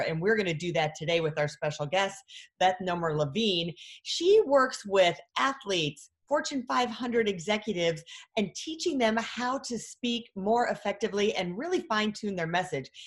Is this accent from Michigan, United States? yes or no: yes; Michigan, United States; moved away as an adult; now in Texas, United States; I'm originally from Michigan and I moved down here, was a newscaster up there